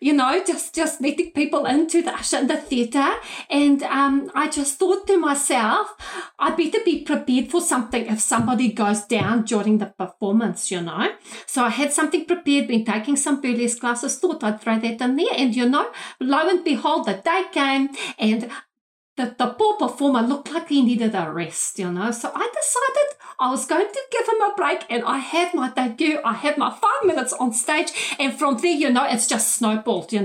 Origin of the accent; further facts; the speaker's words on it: Pretoria, Gauteng, South Africa; moved away as an adult; now in New Zealand; Originally, I'm from Pretoria in South Africa. But I moved here 14 years ago with my husband and my three little angels